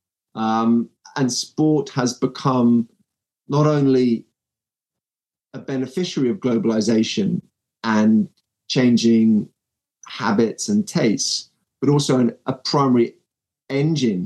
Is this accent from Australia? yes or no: no; United Kingdom; despite being a Brit